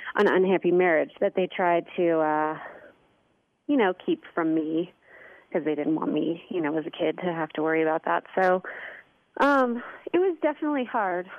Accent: St. Louis, Missouri, United States; moved away as an adult; also born or lived in Indianapolis, Indiana / Miami, Florida / Los Angeles, California; my family um, moved to St. Louis when I was four. Um, and then I grew up in St. Louis, in Chesterfield, Missouri

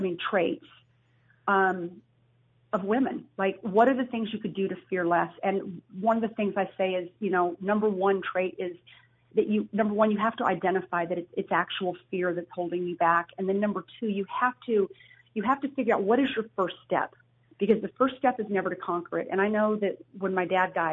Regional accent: United States; as American women

